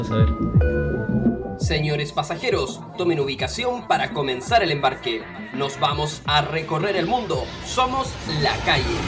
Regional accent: Chile; soy chileno

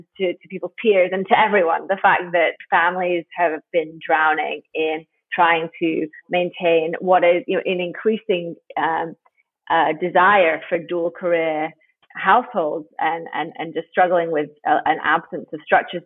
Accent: United Kingdom; now in United States; I'm British

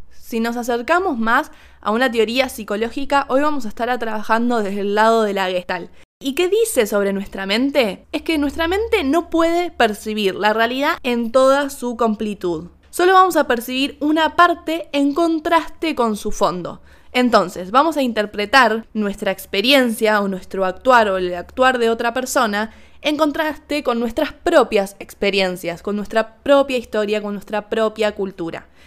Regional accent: Argentina; le empecé a decir, perdón, perdón, perdón, soy argentina, perdón, saludamos así.

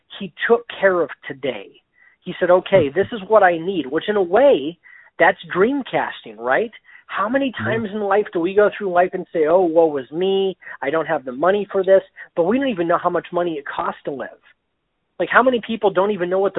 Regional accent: Erie, Pennsylvania, United States; my hometown of Erie, Pennsylvania

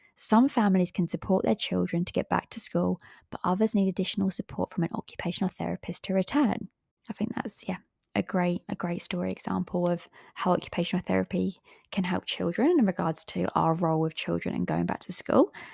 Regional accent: England, United Kingdom; I am from England

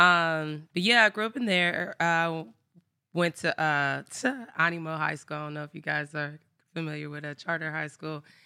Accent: Inglewood, California, United States; also born or lived in Los Angeles; I am from Inglewood, California, born and raised.

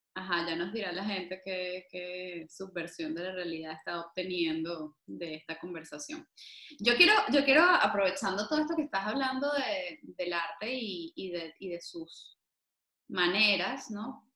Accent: Venezuela; como venezolanos

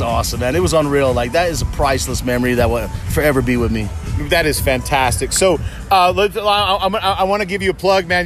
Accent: West Valley City, Utah, United States; we're from West Valley. We're born and raised in Utah.

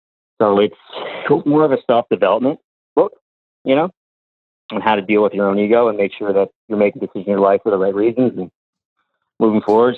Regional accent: New Jersey, United States; …? I'm from New Jersey.

